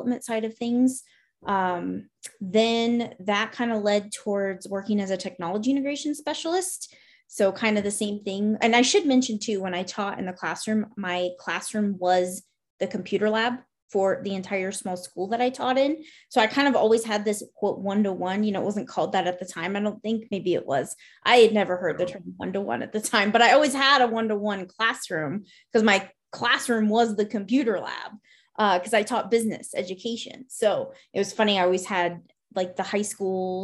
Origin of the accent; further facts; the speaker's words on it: Montana, United States; also born or lived in Florida; I grew up in Florida the first half of my childhood, and then Montana the second half of my childhood. And then I stayed in Montana as an adult.